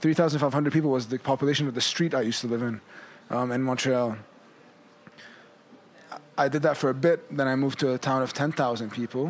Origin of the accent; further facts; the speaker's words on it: Saudi Arabia; So I grew up in Saudi Arabia. I went to the French school there.